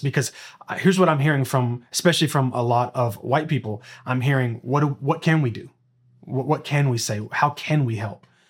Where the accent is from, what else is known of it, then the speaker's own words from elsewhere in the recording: Memphis, Tennessee, United States; we were born and raised in Memphis, Tennessee